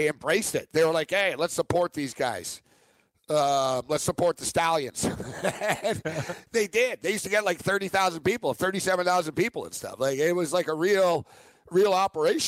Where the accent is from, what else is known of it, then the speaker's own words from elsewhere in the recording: Montreal, Quebec, Canada; my hometown of Montreal